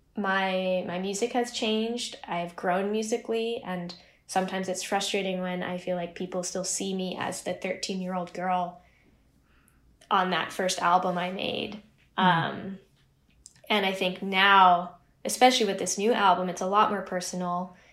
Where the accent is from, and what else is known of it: Pacific Northwest, United States; born or raised there; also born or lived in Chico, California